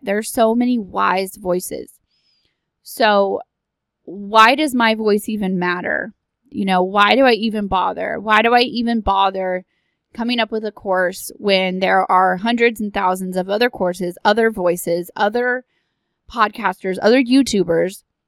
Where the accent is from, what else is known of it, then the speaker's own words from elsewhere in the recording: Texas, United States; I am from Texas